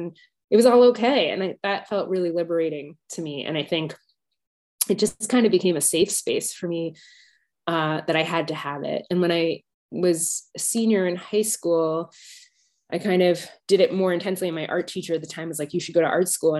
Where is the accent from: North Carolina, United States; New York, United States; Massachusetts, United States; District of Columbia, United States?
District of Columbia, United States; Washington; moved away as an adult; now in London, United Kingdom; I was born in Washington, D.C., but I currently live in London, UK, England, and I've been living here for 12 years